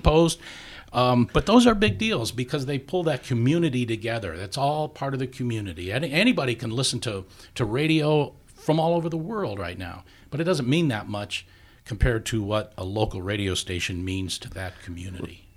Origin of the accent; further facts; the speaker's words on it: Saint Paul, Minnesota, United States; also born or lived in Mississippi; I grew up a lot in Saint Paul